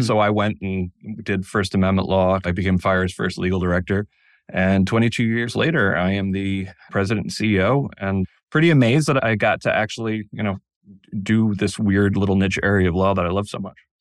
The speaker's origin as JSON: {"language": "English", "town": "Danbury", "region": "Connecticut", "country": "United States", "tie": "born or raised there", "moved": "yes", "said": "I grew up in Danbury, Connecticut"}